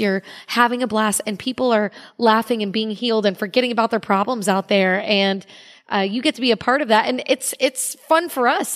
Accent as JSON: {"language": "English", "town": "Cape Coral", "region": "Florida", "country": "United States", "tie": "born or raised there", "also_born_or_lived": "Orlando, Florida", "said": "I was born in Cape Coral, Florida, and I was raised there"}